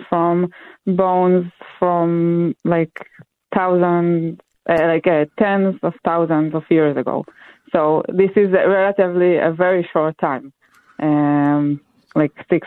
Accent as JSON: {"language": "English", "country": "Israel", "moved": "yes", "said": "I'm from Israel originally"}